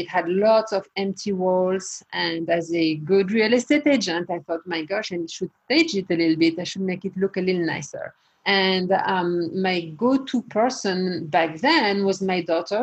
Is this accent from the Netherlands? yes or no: no; France; moved away as an adult; now in United States; I was born and raised in France, and I left France when I was about 19 years old, came to the US